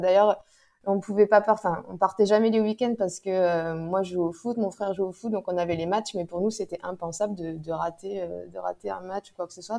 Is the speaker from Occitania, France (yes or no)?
yes; Toulouse, Occitania, France; moved away as an adult; now in Aix-en-Provence, France; j'habite euh, à Aix-en-Provence, mais euh, je suis toulousaine euh, à la base. Mais bon, ça fait déjà dix ans que je suis dans la région du Sud-Est